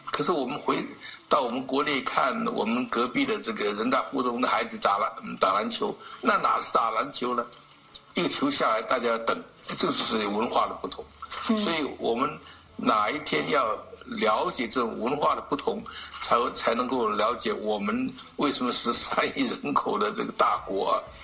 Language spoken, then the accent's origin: Chinese; China; 对我们这个中国人来讲